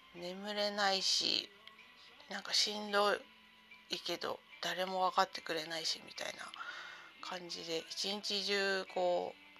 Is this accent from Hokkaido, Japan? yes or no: no; Sendai, Miyagi, Japan; moved away; 私は仙台の生まれなので